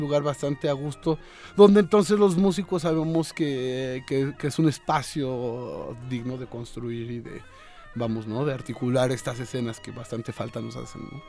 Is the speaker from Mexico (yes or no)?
yes; Mexico City, Mexico; Yo soy un chilangazo